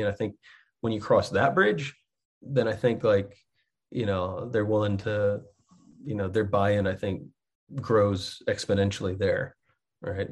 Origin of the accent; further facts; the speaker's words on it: Texas, United States; moved away as an adult; now in Muncie, United States; I grew up in Texas